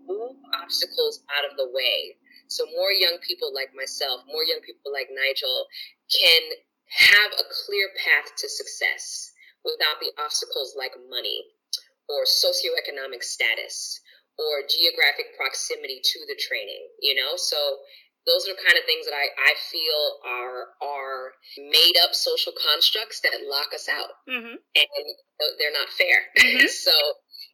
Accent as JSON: {"language": "English", "town": "New York City", "region": "New York", "country": "United States", "tie": "born or raised there", "said": "So I am a Brooklyn native. I'm from New York City, born and raised"}